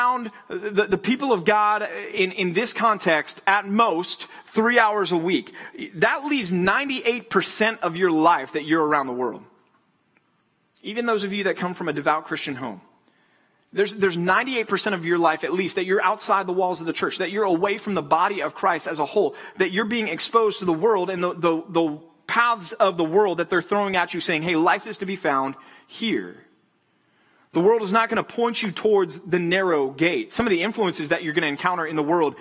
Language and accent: English; Texas, United States; moved away; I would go to the Rangers games growing up in Texas